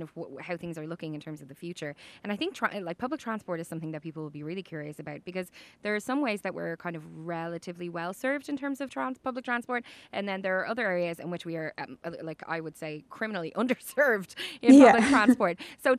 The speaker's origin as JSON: {"language": "English", "town": "Dublin", "region": "Leinster", "country": "Ireland", "said": "as a Dubliner"}